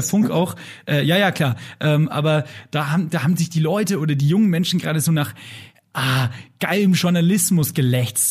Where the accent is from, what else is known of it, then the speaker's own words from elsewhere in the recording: Lower Bavaria, Germany; ich bin ja Niederbayer